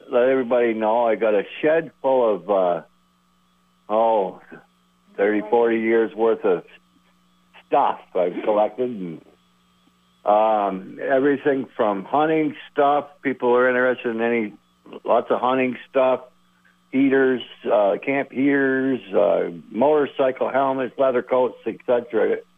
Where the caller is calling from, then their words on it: Underhill, Vermont, United States; from Underhill.